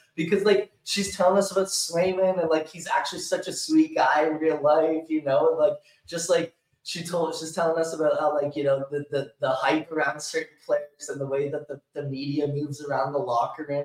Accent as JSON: {"language": "English", "country": "Canada", "said": "I'm Canadian"}